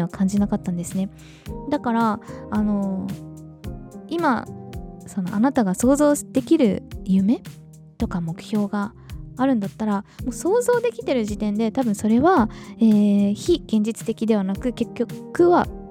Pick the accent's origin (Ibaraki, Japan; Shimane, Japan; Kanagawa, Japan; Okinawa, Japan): Okinawa, Japan; 私は日本人として沖縄で生まれ育ってる